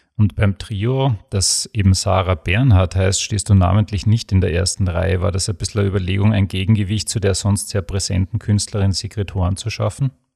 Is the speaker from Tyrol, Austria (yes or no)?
no; Graz, Styria, Austria; bei uns in Graz